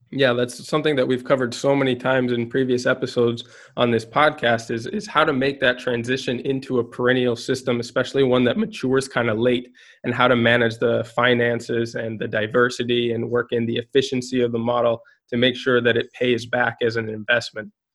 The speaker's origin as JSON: {"language": "English", "region": "Minnesota", "country": "United States", "also_born_or_lived": "Guatemala", "moved": "yes", "lives_now": "Spain", "said": "I am based in Spain, though I'm from Minnesota"}